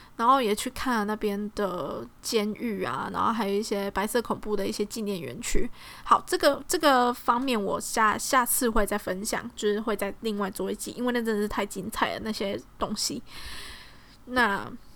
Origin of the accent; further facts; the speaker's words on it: Tainan, Taiwan; 我呢，现在的工作呢，呃，有一个兼职是，呃，是在带台南安平的一条路线。那我是一位英语导览员。我身在台南，也住在台南二十余年